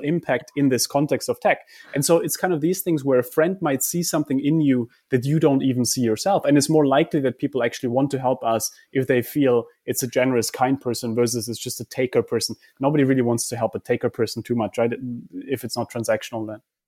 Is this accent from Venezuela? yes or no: no; Germany; I come from Germany.